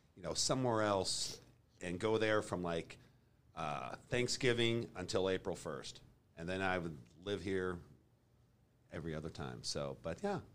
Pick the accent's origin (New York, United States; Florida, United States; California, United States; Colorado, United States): Colorado, United States; Boulder; moved away as an adult; also born or lived in Texas; now in Kansas City, United States; I grew up in Colorado, Boulder, Colorado.